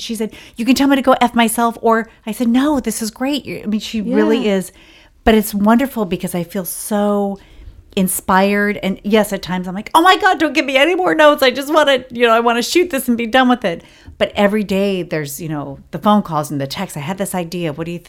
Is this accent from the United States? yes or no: no; Ireland; And I said, well, I'm the Irish woman, and this TV show I just worked, they put me in a black wig.